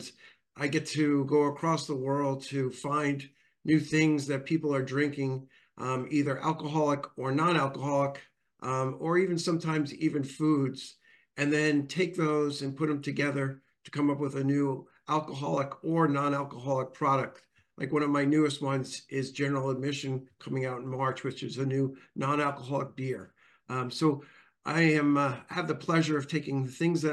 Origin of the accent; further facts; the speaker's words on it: Long Island, New York, United States; moved away; I grew up in New York, in Long Island.